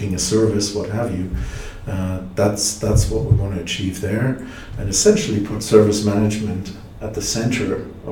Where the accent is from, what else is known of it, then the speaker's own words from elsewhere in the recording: Germany; I'm from Germany